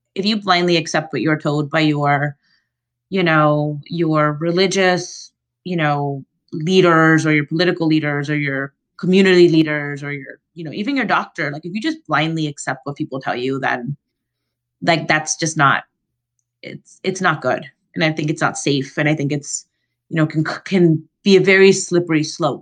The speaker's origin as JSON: {"language": "English", "region": "Florida", "country": "United States", "tie": "born or raised there", "also_born_or_lived": "Central America", "moved": "yes", "said": "I grew up in Florida and then in Central America"}